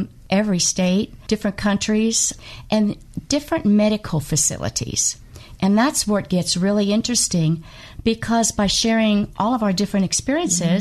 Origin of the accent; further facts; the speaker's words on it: Kentucky, United States; I am from Kentucky